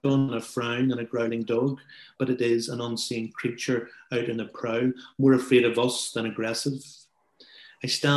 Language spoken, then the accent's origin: English; Belfast, Northern Ireland, United Kingdom; we are both from Belfast